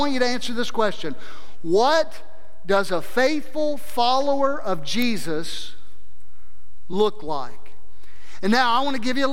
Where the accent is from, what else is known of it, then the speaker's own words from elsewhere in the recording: South Mississippi, United States; moved away as an adult; also born or lived in North Idaho; growing up in South Mississippi